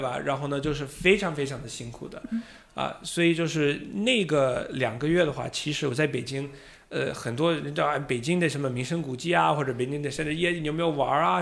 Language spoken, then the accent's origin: Chinese; United States; accent: Boston or American; Chinese is a second language; moved away as an adult; also born or lived in Beijing, China; now in Shanghai, China; 我是土生土长的美国人呢，啊，也是中国女婿，老婆是来自湖北